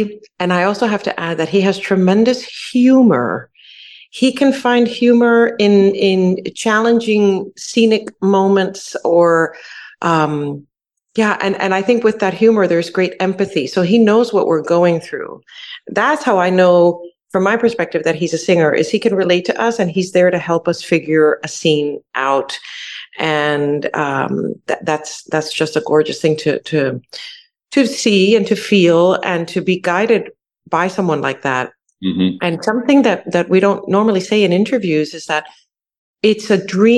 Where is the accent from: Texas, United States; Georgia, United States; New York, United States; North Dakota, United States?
New York, United States; New York City; now in Houston, United States; I grew up in New York City.